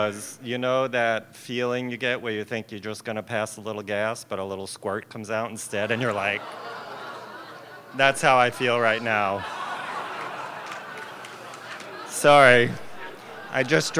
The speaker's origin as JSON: {"language": "English", "area": "Long Island", "region": "New York", "country": "United States", "tie": "born or raised there", "said": "I grew up on Long Island, where everybody talks like this"}